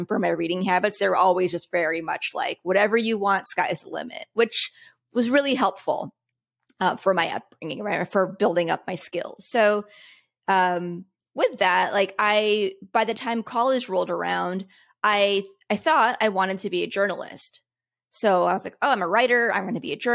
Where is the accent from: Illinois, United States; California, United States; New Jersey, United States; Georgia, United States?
California, United States; Los Angeles; I was born in SoCal, you know, grew up in Los Angeles